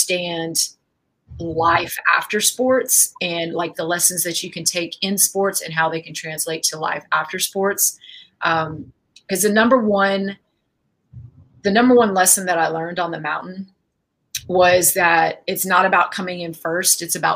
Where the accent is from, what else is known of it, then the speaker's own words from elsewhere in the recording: an hour south of San Antonio, Texas, United States; My hometown is like an hour south of San Antonio